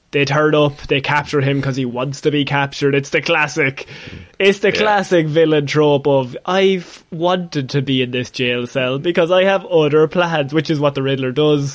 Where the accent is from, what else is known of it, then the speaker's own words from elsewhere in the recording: Ireland; as two Irish lads